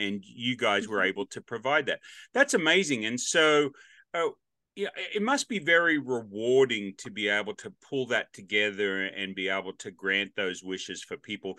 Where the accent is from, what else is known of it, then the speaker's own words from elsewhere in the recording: Australia; now in Nashville, United States; Growing up in Australia on the North Coast, it was always hot